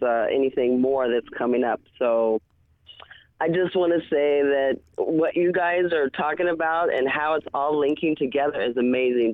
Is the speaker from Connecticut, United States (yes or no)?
no; California, United States; now in Phoenix, United States; I was born and raised in California